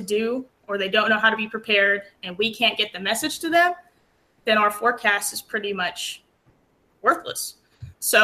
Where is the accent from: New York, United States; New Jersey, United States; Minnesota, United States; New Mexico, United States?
New Mexico, United States; Aztec; moved away as an adult; also born or lived in Lubbock, Texas; now in Texas, United States; I grew up in New Mexico in the Four Corners area. I'm actually from a small town called Aztec.